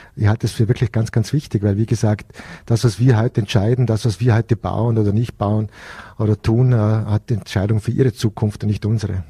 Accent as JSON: {"language": "German", "town": "Hohenems", "region": "Vorarlberg", "country": "Austria", "tie": "born or raised there", "said": "meine Heimatstadt"}